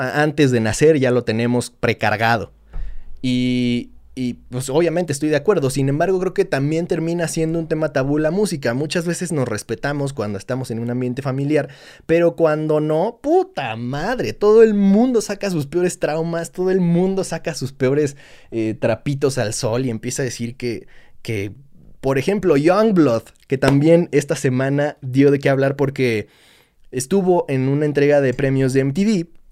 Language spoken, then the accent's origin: Spanish; Mexico; somos como somos los mexicanos